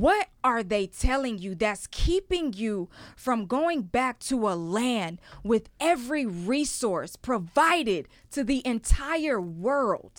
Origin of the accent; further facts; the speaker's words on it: Ghana; moved away; also born or lived in Houston, Texas, United States; I was born in Houston, Texas, I grew up in Ghana. And then when I came back to Houston, Texas